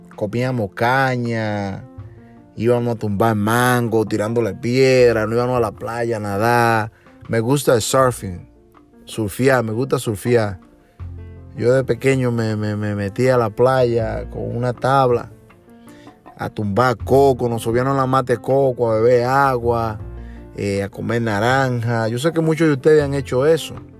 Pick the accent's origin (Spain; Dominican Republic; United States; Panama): Dominican Republic; Montellano, Puerto Plata; moved away; nací en República Dominicana, en Montellano, Puerto Plata, en la zona norte, donde desde mi niñez estuve